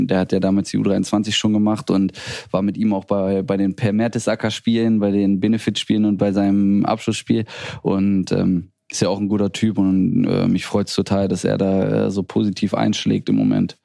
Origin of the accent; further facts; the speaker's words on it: Hanover, Lower Saxony, Germany; now in Bremen, Germany; aus Hannover, ist meine Heimat, meine Heimatstadt